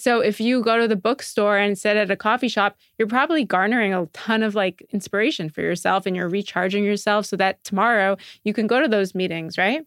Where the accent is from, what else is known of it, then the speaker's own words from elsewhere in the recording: Montreal, Quebec, Canada; moved away as an adult; I'm from Montreal originally